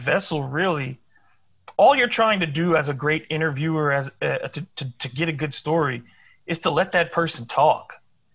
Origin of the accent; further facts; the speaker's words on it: Detroit, Michigan, United States; moved away; also born or lived in Springfield, Massachusetts; I was born in Detroit. The Red Wings have been part of my life since I was a kid